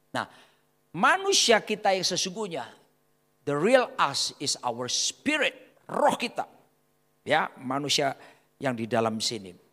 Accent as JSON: {"language": "Indonesian", "town": "Surabaya", "region": "East Java", "country": "Indonesia", "said": "Ya, doa kita orang Surabaya bilang mandi, sakti."}